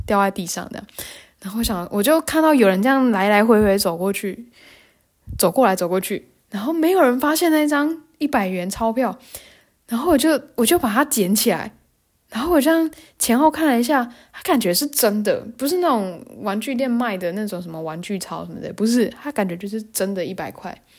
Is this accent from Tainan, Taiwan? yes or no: yes; Tainan, Taiwan; moved away as an adult; also born or lived in Taipei, Taiwan; now in Germany; 我是台南人嘛，台南，台南还是要看区域啦